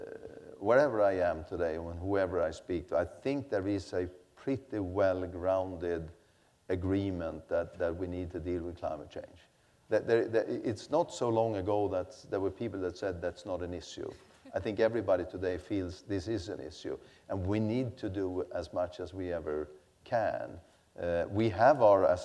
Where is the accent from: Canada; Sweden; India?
Sweden; I come from Sweden